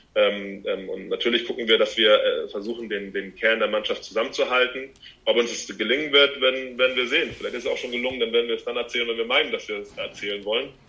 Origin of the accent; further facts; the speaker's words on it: Hamburg, Germany; hier zu Hause, wo ich herkomme